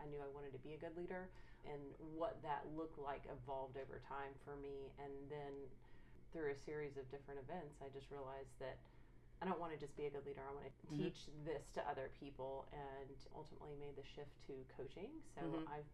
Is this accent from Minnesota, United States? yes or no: no; Marietta, Georgia, United States; moved away as an adult; now in Dallas, United States; I'm originally from Atlanta, Georgia area, Marietta, Georgia to be specific